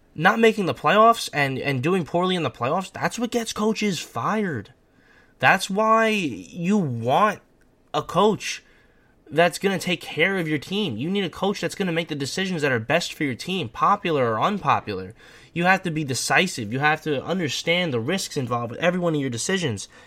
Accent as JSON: {"language": "English", "region": "New York", "country": "United States", "said": "As a New Yorker"}